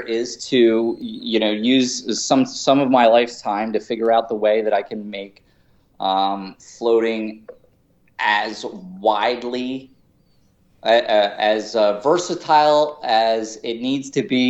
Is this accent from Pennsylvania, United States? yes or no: yes; Philadelphia, Pennsylvania, United States; Southwest Philadelphia, actually.